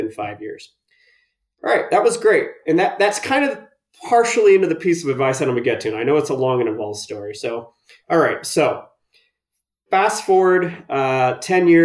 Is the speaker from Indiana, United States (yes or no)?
yes; Indiana, United States; moved away as an adult; also born or lived in New York; now in Colorado, United States; I'm originally born and raised in Indiana